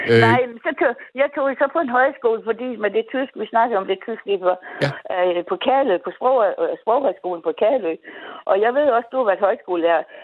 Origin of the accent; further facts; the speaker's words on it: North Denmark Region, Denmark; vi kommer samme sted fra